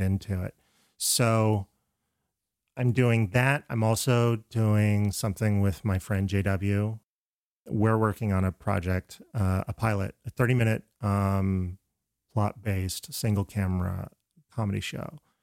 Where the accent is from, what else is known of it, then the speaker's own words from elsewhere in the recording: Florida, United States; I'm from Florida